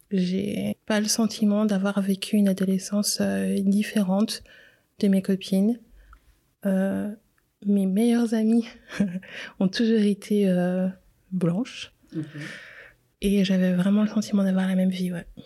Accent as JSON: {"language": "French", "country": "DR Congo", "also_born_or_lived": "Geneva, Switzerland", "lives_now": "Switzerland", "said": "je suis originaire de la République démocratique du Congo."}